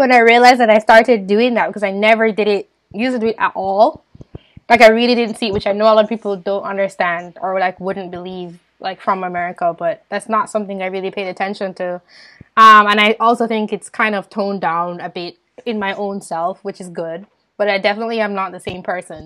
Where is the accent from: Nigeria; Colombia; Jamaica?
Jamaica; growing up in Jamaica